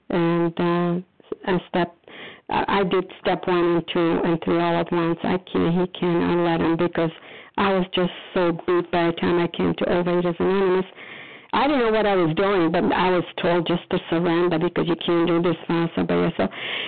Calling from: Foxborough, Massachusetts, United States; I am calling from Foxborough, Massachusetts

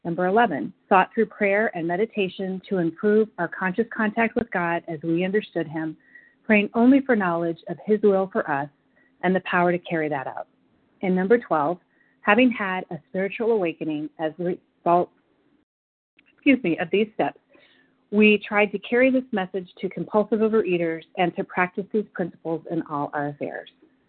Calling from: Chicago, Illinois, United States; I'm calling in from Chicago, Illinois.

